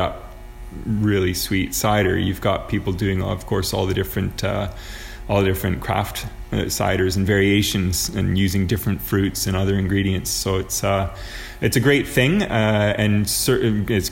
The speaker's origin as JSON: {"language": "English", "town": "Toronto", "region": "Ontario", "country": "Canada", "moved": "as an adult", "lives_now": "Kitchener-Waterloo, Canada", "said": "I'm from Toronto, but about 3 years ago, I worked a little bit in Kitchener"}